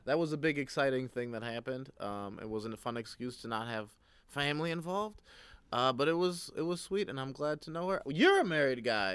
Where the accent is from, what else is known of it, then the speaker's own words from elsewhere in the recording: Ohio, United States; I'm from Ohio